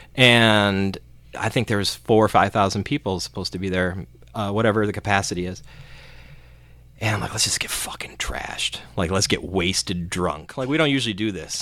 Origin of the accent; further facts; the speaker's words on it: Cleveland, Ohio, United States; we're from Cleveland